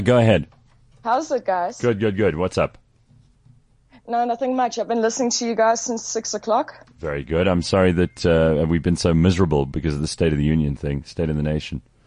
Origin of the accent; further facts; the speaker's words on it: Port Elizabeth, Eastern Cape, South Africa; now in Cape Town, South Africa; I'm phoning from Cape Town. I'm from Port Elizabeth